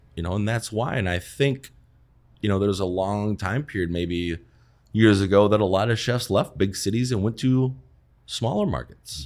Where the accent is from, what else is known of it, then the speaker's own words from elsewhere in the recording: Wisconsin, United States; moved away as an adult; also born or lived in New York / Chicago; came back to Wisconsin, which, where I'm from